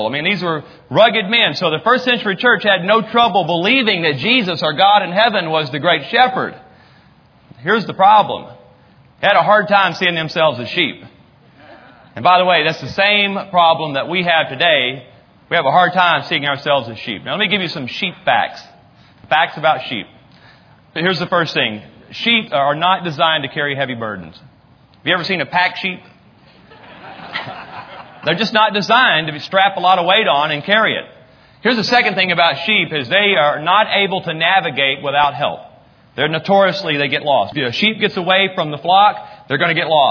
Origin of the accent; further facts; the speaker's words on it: North Texas, United States; we're from North Texas